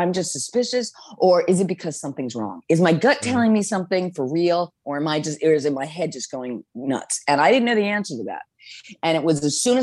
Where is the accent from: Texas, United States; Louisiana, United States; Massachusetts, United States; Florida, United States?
Massachusetts, United States; Boston; now in New York City, United States; I grew up in Boston. I live in New York City